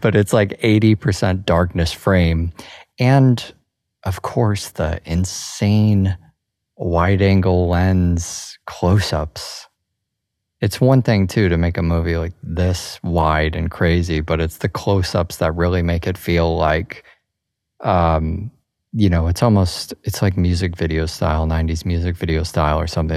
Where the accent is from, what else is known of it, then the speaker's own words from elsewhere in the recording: Chicago, Illinois, United States; growing up in Chicago